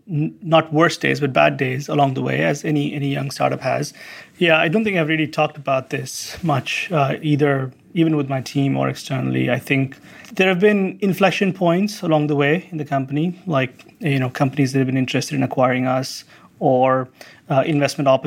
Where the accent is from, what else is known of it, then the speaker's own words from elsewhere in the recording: India; also born or lived in Santa Cruz; now in United States; part of being an Indian American